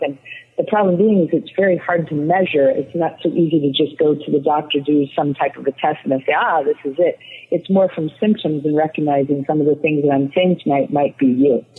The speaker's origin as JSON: {"language": "English", "town": "Chicago", "region": "Illinois", "country": "United States", "tie": "born or raised there", "moved": "as an adult", "lives_now": "Florida, United States", "said": "I grew up in the Chicagoland area"}